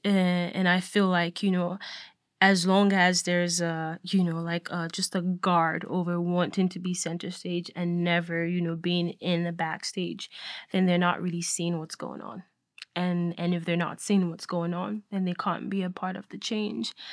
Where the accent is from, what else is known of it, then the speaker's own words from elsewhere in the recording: Nigeria; now in United States; I was born and raised in Nigeria, and so I grew up Nigerian.